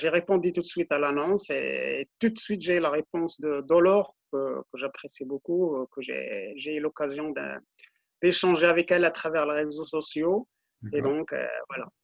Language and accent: French; Morocco; now in Auxerre, France; je suis originaire du Maroc dans un petit village euh, qui s'appelle Bzouk, dans le Moyen Atlas euh, du Maroc, donc à 100 km de Marrakech.